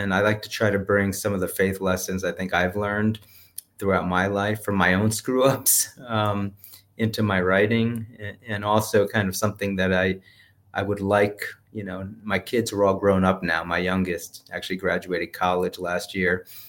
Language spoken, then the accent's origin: English; New Jersey, United States; I grew up Catholic up in New Jersey. I went to Catholic school for elementary and secondary school.